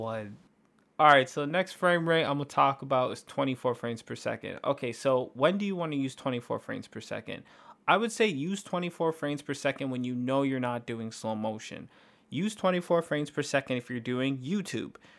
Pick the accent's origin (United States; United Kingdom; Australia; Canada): Canada; we're from Canada